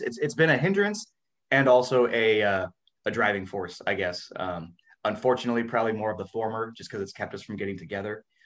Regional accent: Washington, United States; also born or lived in California; now in Florida, United States; I was born in Washington State and lived in California for a while, so I'm like a West Coast guy.

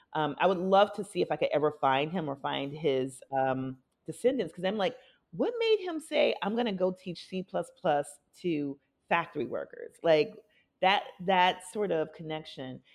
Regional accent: Minneapolis, Minnesota, United States; moved away; also born or lived in Milwaukee, Wisconsin; I was born in Milwaukee, grew up mostly in Minneapolis

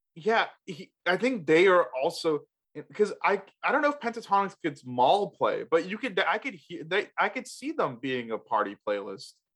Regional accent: the Carolinas, United States; as a kid, like growing up in the Carolinas, we didn't get snow a lot

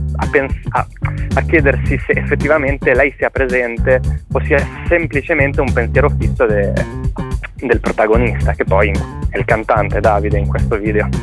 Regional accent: Liguria, Italy; noi che siamo liguri, ci sentiamo molto legati a questa terra

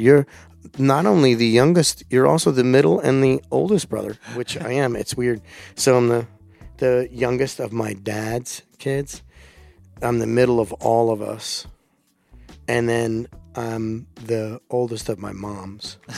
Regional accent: Delaware, United States; moved away; also born or lived in Virginia; that's where I grew up

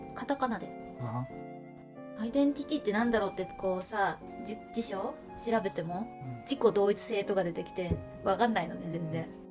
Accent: Japan; 私が日本で生まれて日本で育ってるから

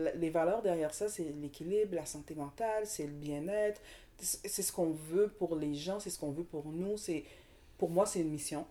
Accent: Montreal, Quebec, Canada; also born or lived in Saint-Michel, Montreal / Dollard-des-Ormeaux; Moi, je viens de Montréal. Je suis née à Montréal.

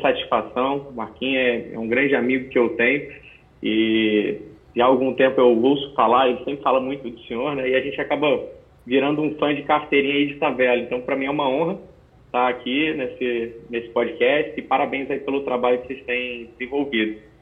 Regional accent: Rio de Janeiro, Brazil; moved away as an adult; also born or lived in Brasília, Distrito Federal; now in Santa Catarina, Brazil; eu nasci em Brasília, no Distrito Federal. É, e depois eu, com seis anos de idade aproximadamente, eu fui para o Rio de Janeiro, é, onde eu fiquei até os 25 anos, quando eu vim para Santa Catarina

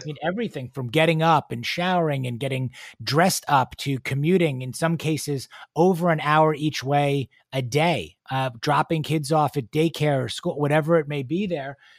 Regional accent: New York City, New York, United States; moved away as an adult; now in Houston, United States; I'm a native New Yorker

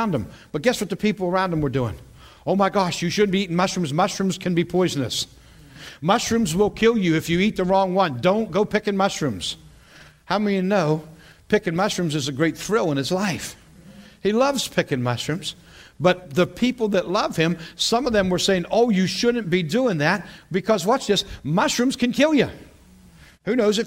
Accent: western Pennsylvania, United States; also born or lived in Allentown, Pennsylvania / Battle Creek, Michigan; now in south central Pennsylvania, United States; I grew up in western Pennsylvania.

